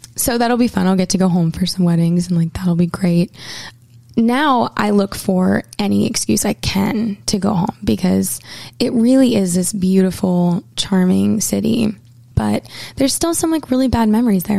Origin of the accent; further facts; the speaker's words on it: Portland, Maine, United States; moved away as an adult; I grew up in Portland, Maine, and spent the first 18 years of my life here